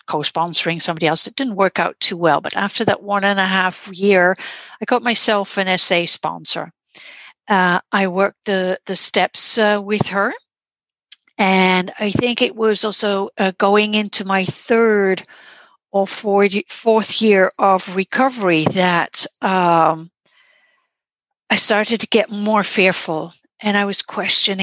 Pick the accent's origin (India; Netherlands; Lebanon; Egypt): Netherlands; I'm from the Netherlands.